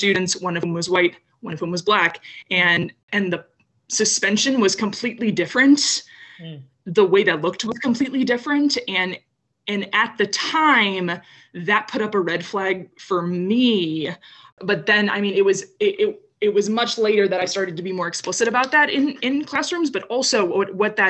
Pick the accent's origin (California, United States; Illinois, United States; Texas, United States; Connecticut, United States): Illinois, United States; Downers Grove; I grew up in Downers Grove, which is another suburb of Western Chicago